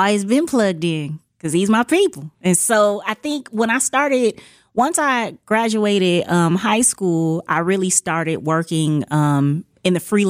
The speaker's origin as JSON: {"language": "English", "town": "Milwaukee", "region": "Wisconsin", "country": "United States", "tie": "born or raised there", "said": "I just think growing up on the north side, I think, my mom gave me a lot of pride about being a young Black girl."}